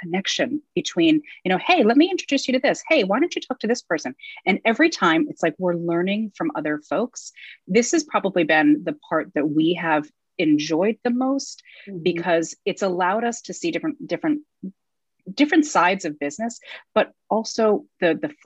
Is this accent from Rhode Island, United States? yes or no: yes; Rhode Island, United States; moved away as an adult; also born or lived in upstate New York / New York; I grew up in Rhode Island